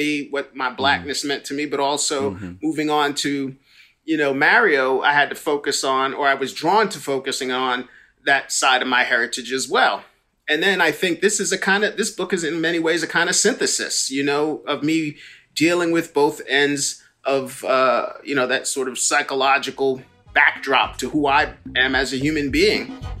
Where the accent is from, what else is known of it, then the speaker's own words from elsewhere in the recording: New York, United States; growing up in New York were, who were Black anyway